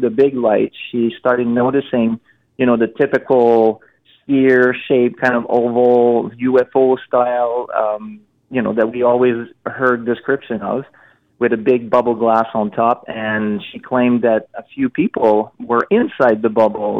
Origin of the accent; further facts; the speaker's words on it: Montreal, Quebec, Canada; I'm from Montreal